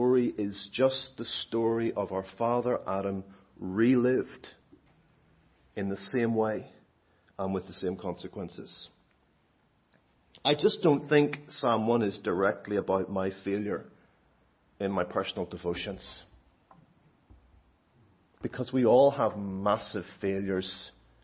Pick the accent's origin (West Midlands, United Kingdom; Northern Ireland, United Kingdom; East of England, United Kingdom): Northern Ireland, United Kingdom; I'm Northern Irish